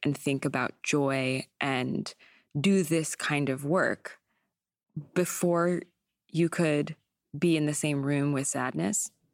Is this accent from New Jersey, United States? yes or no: no; San Diego, California, United States; also born or lived in Vermont; now in New York, United States; I grew up in San Diego